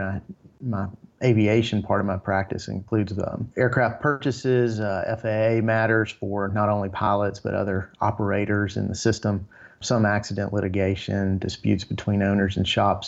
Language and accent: English; Tennessee, United States; I've born and raised in Tennessee